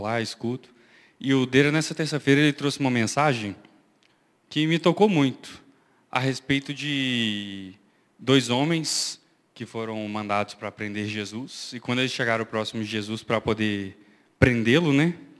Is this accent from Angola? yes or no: yes; Angola; eu sou angolano, nasci em Angola faz parte da minha identidade.